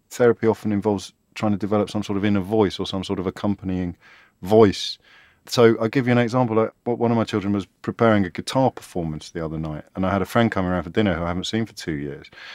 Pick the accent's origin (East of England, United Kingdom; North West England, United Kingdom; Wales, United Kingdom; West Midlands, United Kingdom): West Midlands, United Kingdom; Kidderminster; me growing up in Kidderminster